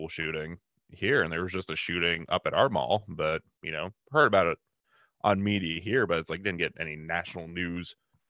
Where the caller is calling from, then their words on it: Erie, Pennsylvania, United States; I'm coming from Erie, Pennsylvania, Northwest PA. We have a fairly large high school here